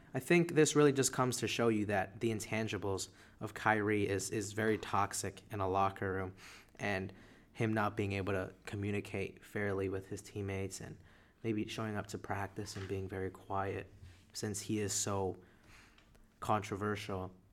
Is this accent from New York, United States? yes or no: yes; New York, United States; we're from New York